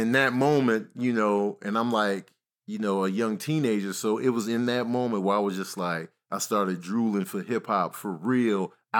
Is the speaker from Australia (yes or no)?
no; Chicago, Illinois, United States; And growing up in Chicago, we listening to everybody.